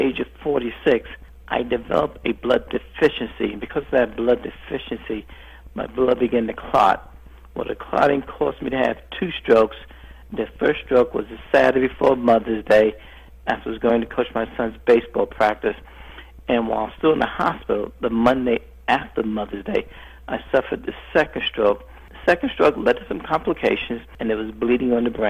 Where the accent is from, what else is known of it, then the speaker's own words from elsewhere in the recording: New York City, New York, United States; I grew up in New York City, in a tough neighborhood in New York City